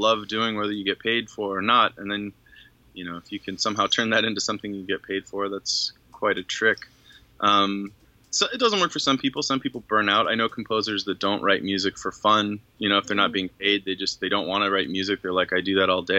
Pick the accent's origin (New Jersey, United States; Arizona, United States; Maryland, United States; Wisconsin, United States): Arizona, United States; moved away as an adult; also born or lived in Tucson, Arizona / Los Angeles; I'm from Arizona. Grew up in a very little town